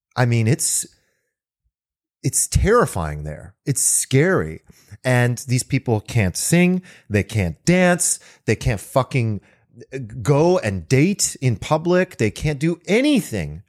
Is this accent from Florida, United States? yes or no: no; California, United States; I'm an American, born and raised in California